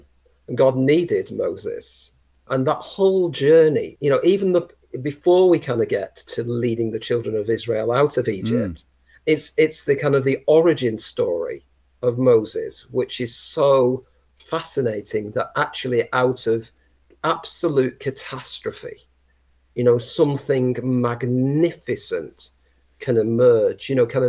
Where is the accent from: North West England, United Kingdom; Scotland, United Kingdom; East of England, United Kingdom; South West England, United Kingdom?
North West England, United Kingdom; And being a Lancastrian, I insist it's Lancashire